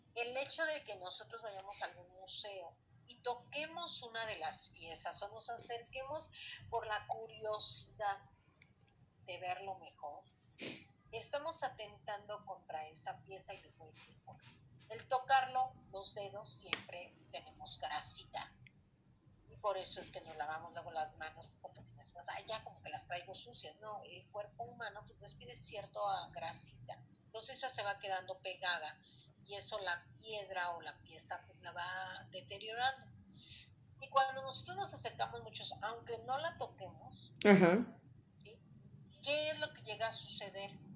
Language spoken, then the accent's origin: Spanish; Mexico; la historia que hemos tenido como mexicanos